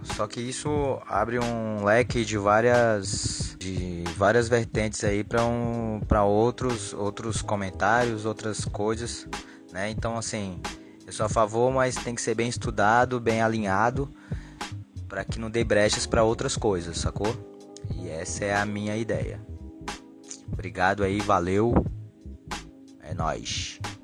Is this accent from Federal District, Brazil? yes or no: yes; Ceilândia, Federal District, Brazil; sou da Ceilândia